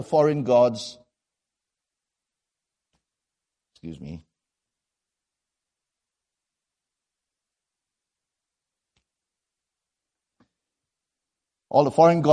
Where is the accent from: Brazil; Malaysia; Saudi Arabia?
Malaysia; I come from Malaysia